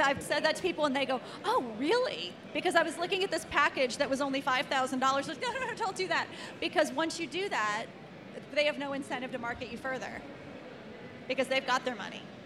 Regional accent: Cincinnati, Ohio, United States; I was born in Cincinnati, Ohio in 1960 something

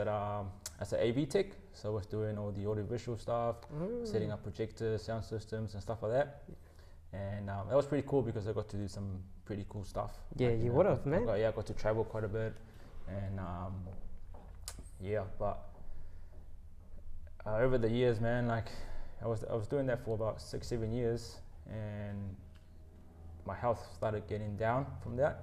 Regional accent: Auckland, New Zealand; also born or lived in Peru; I was born there, and then my mom brought us over when I was 10, so that was 1999

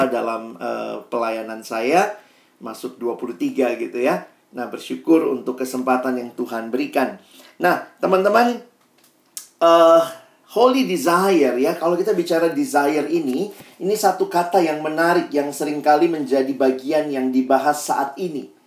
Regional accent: Makassar, South Sulawesi, Indonesia; moved away as an adult; now in Jakarta, Indonesia; Saya uh, aslinya lahir besarnya di Makassar sampai SMA, lalu kemudian saya kuliah ke Universitas Indonesia

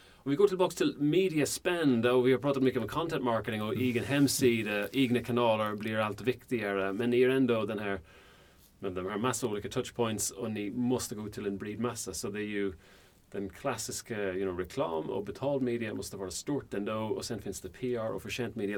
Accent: Ireland; Swedish is a second language; now in Sweden; jag kommer från Irland

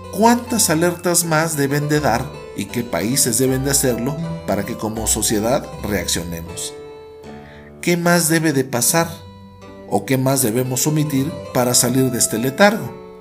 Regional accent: Mexico

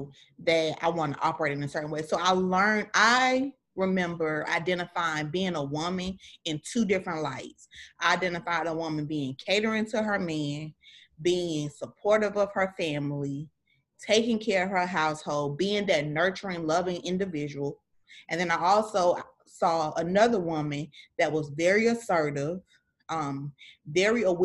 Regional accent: the South, United States; I'm from the South, and my grandmother had deep Southern upbringing

